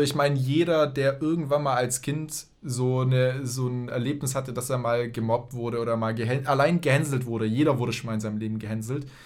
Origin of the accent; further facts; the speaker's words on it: Tübingen, Baden-Württemberg, Germany; moved away as an adult; also born or lived in Berlin; von Tübingen, wo ich aufgewachsen bin